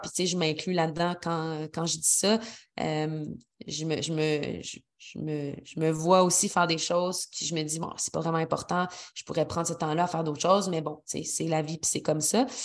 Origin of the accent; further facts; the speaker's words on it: Quebec City, Quebec, Canada; moved away as an adult; also born or lived in Montreal; now in Sainte-Brigitte-de-Laval, Canada; je suis originaire de Québec, mais j'ai habité toute ma vingtaine et un peu plus euh, à Montréal.